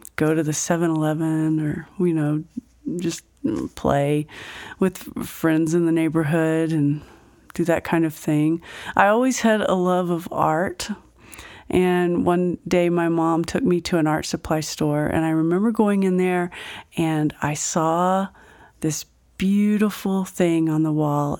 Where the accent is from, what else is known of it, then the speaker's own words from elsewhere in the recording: Fort Worth, Texas, United States; moved away as an adult; also born or lived in Mineral Wells, Texas; now in Grand Junction, United States; I didn't live there very long, but then I grew up in South, um, South, uh, Fort Worth